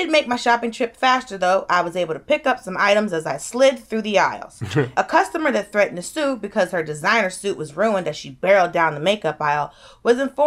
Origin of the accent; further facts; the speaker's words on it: Georgia, United States; I'm from Georgia